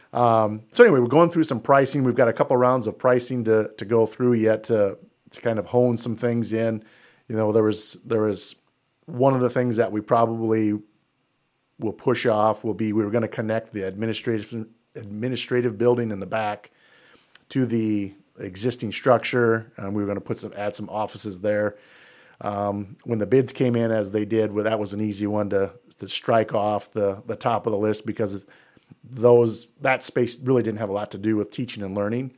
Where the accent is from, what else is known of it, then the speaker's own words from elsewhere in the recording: Denver, Iowa, United States; now in Jesup, United States; I'm from Denver. So, uh, we used to play Jess up when I was in school in Denver